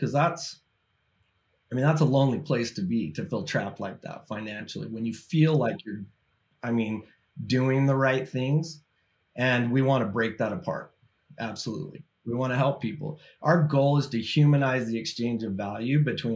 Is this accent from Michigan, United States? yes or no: no; Utah, United States; Born and raised in Utah, family man.